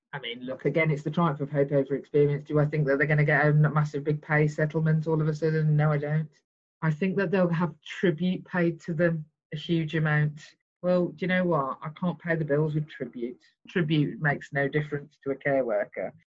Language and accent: English; Birmingham, West Midlands, United Kingdom; I come from Birmingham where we have the grammar school system still